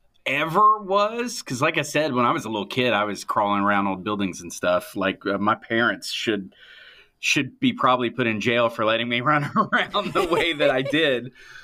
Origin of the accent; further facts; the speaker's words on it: Nevis, St. Kitts & Nevis; And then we moved overseas. I grew up in the Caribbean, and we lived on kind of like a remote island called Nevis, which at the time that I lived there, it was largely unexplored by archaeologists.